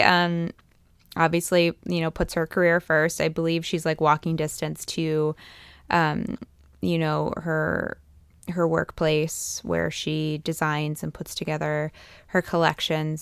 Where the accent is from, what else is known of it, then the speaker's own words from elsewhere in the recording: East Coast, United States; now in Fresno, United States; growing up in the East Coast